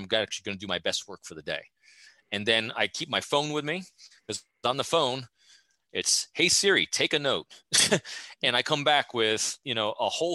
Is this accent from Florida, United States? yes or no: no; New York, United States; now in Fredericksburg, United States; New Yorker in me